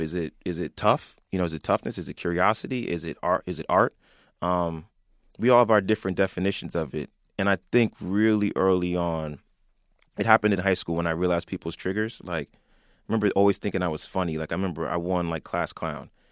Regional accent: Franklin, New Jersey, United States; we grew up in, like, the burbs, and you were always an interesting spot. We're forty minutes from New York, not too far from Delaware, close to Philly

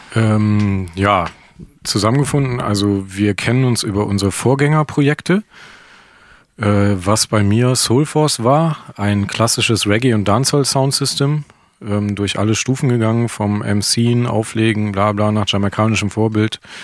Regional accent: Krefeld, North Rhine-Westphalia, Germany; ich komme halt ursprünglich aus Krefeld

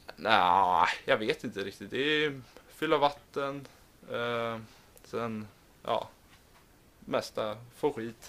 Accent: Stockholm, Stockholm County, Sweden; moved away; vi har där hemma i Stockholm

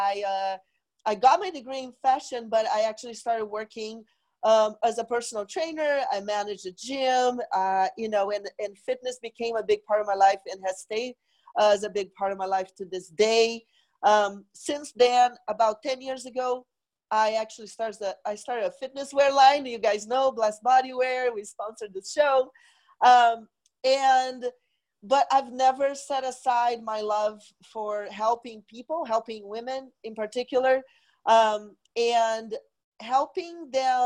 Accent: Brazil; moved away as an adult; now in United States; I am originally from Brazil. I moved to the U.S. in 1995 to go to fashion school

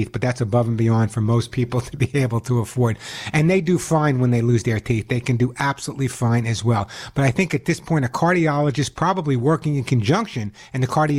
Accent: Santa Monica, California, United States; my hometown of Santa Monica

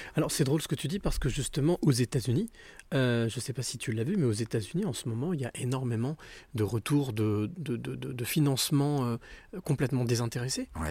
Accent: Normandy, France; moi, je suis normand

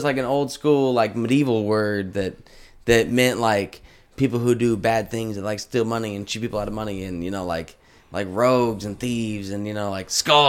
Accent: Texas, United States; also born or lived in Muskogee, Oklahoma; my family only lived in Oklahoma since for like till I was like 1 or 2, and then moved down to the valley.

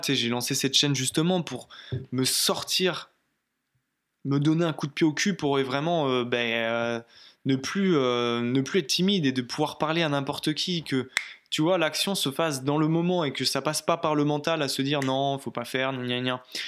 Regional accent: Brittany, France; moved away; je rentre chez moi en Bretagne

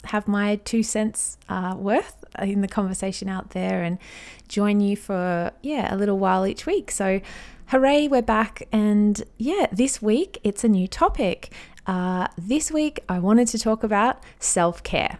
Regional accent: Australia; I'm an Aussie mum in my thirties

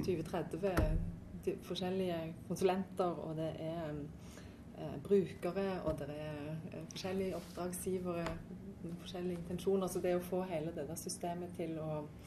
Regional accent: Stavanger, Rogaland, Norway; also born or lived in Trondheim / Denmark; Jeg er jo fra Stavanger, jeg er faktisk fra Storhaug. Ja, men eh, jeg har jo eh, Ja, jeg kom til Storhaug da jeg var seks år

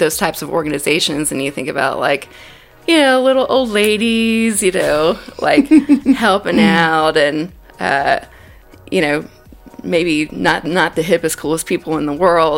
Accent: Davidson County, North Carolina, United States; also born or lived in Greensboro; I grew up in Davidson County, south of here, so from the Wahlberg area

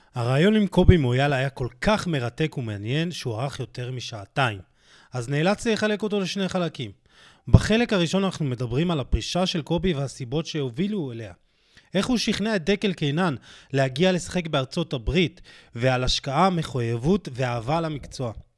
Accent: Jerusalem, Jerusalem District, Israel; אני בתור ירושלמי

